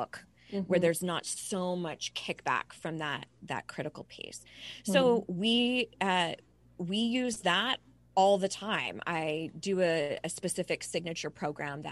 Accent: Southern California, United States; now in Charlotte, United States; I was born and raised in Southern California, but I now live in Charlotte, North

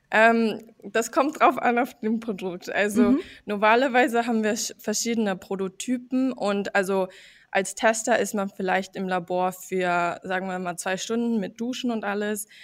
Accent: United States; German is a second language; now in Herzogenaurach, Germany; Also ich bin eigentlich ähm, in den USA aufgewachsen

